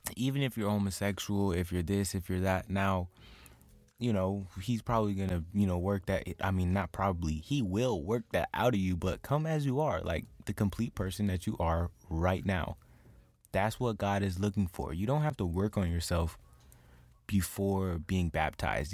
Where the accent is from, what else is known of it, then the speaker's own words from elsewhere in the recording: St. Petersburg, Florida, United States; I'm from Saint Petersburg